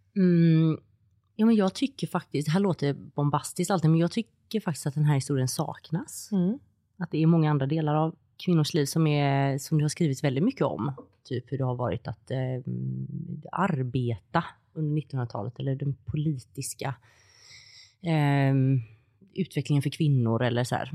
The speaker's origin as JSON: {"language": "Swedish", "town": "Gothenburg", "region": "Västra Götaland", "country": "Sweden", "said": "jag kommer från Göteborg"}